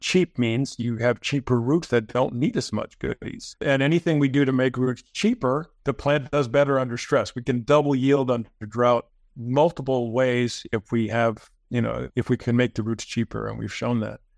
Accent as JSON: {"language": "English", "country": "United States", "said": "I'm an American"}